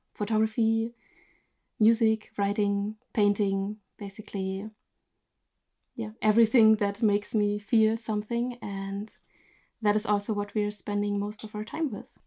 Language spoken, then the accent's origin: English; Germany; moved away as an adult; now in Norway; I'm originally from Germany, but I live in Norway since three years from now